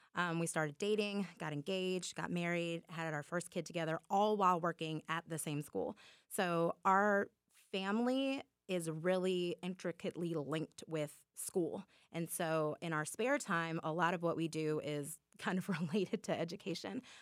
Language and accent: English; Muscogee County, Georgia, United States; the teachers that I had growing up in Muskogee County who poured into me